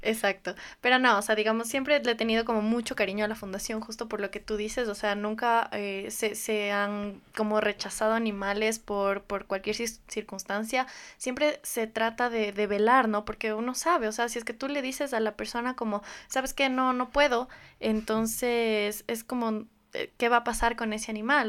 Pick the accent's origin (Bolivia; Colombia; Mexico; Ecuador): Ecuador; Riobamba, Chimborazo; moved away as an adult; soy de Riobamba